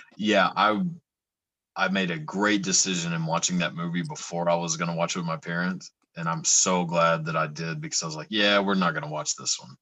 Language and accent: English; Texas, United States; I'm from Texas, so the Southern accent is does nothing for me, just because yeah, I'm, I'm um so used to it